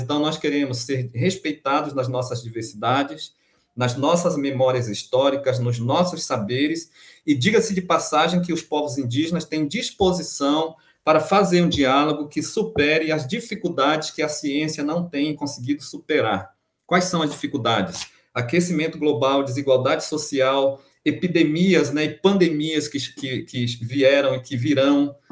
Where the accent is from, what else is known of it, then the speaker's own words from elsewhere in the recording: Amapá, Brazil; moved away as an adult; also born or lived in Minas Gerais; eu voltei para minha terra, Amapá